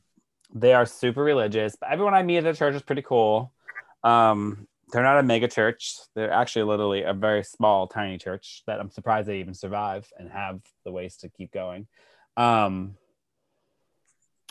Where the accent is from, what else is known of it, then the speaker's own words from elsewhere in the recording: Texas, United States; Growing up in Texas, my husband grew up in Texas too.